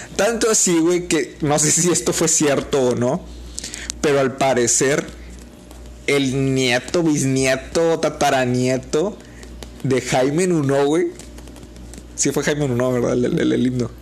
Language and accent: Spanish; Mexico; como mexicanos